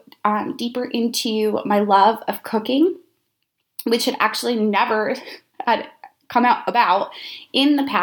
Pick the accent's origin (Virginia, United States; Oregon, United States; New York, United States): New York, United States; about an hour north of New York City, United States; moved away as an adult; also born or lived in Syracuse, New York; I am from New York, about an hour north of New York City